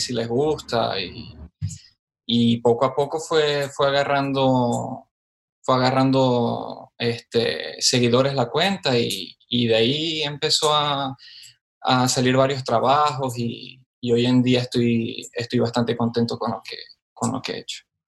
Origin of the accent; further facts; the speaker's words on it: Maracaibo, Zulia, Venezuela; moved away as an adult; also born or lived in Maturín, Venezuela / Orlando, United States; now in Miami, United States; Yo diría que de Maracaibo, pero nací en Maturín.